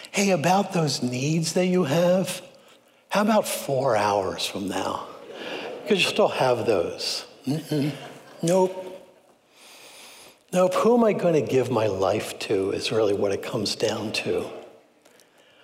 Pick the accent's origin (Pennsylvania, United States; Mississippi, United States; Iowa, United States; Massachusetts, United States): Pennsylvania, United States; Philadelphia; I was raised in Philly